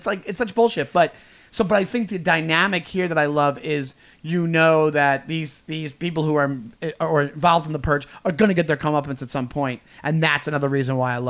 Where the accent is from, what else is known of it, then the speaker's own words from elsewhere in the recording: Stewart Manor, New York, United States; I grew up in Stewart Manor, which is basically Garden City.